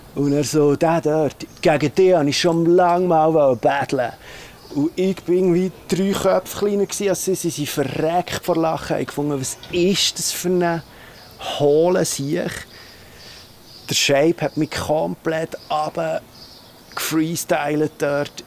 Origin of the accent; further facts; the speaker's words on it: Bern, Switzerland; bei uns in Bern